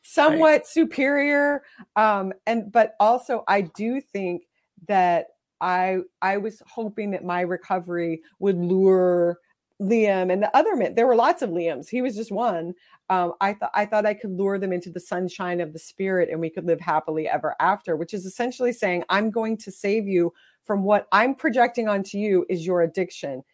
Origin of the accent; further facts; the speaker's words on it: Texas, United States; I grew up in Texas in the seventies and eighties